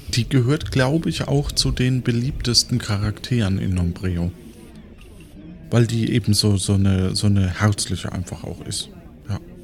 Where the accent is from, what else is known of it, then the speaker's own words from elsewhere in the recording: Franconia, Germany; ich als Franke